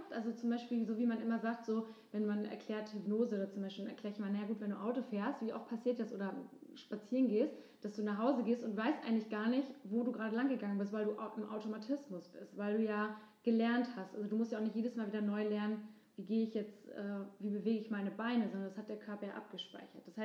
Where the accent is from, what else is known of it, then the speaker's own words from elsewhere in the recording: Poland; ich komme ursprünglich aus Polen und ähm, wir haben ganz viele, äh, in der polnischen Sprache gibt es viele solche ähm, Sätze